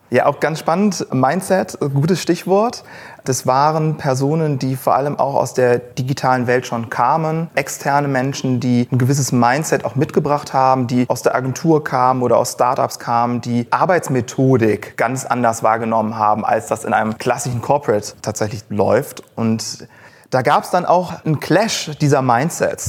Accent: Cologne, North Rhine-Westphalia, Germany; moved away as an adult; gebürtiger Kölner, habe hier auch studiert

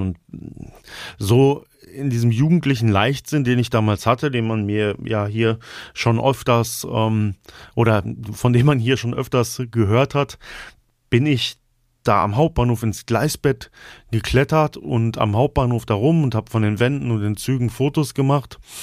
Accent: Altenau, Germany; in meiner Heimatstadt Altenau

